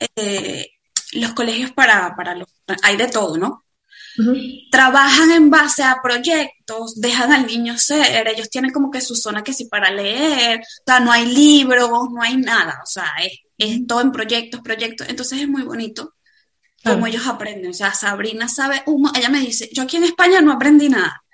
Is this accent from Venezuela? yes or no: yes; Venezuela; moved away as an adult; also born or lived in Dubai; now in Spain; emigramos de Venezuela